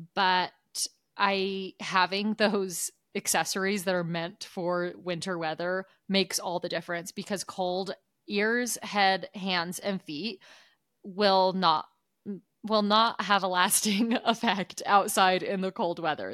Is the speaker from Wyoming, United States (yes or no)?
no; Oregon, United States; moved away; growing up in Oregon